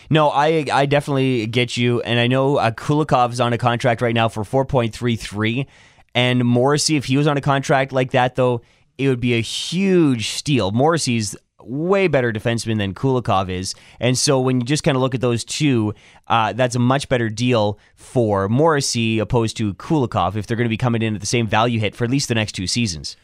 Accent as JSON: {"language": "English", "country": "Canada", "said": "I would lean towards Canadian, just being Canadian"}